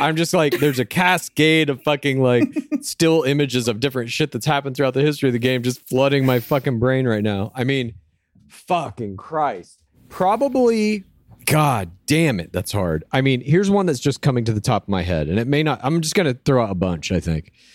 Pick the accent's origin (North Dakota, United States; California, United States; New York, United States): California, United States; Los Angeles; I would say my hometown is Los Angeles.